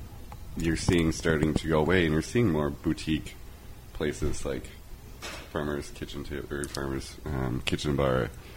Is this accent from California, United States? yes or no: no; Minnesota, United States; a lot of people I know growing up in Minnesota